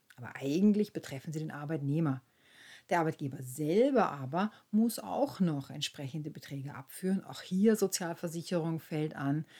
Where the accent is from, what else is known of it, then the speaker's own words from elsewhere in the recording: Austria; bei uns in Österreich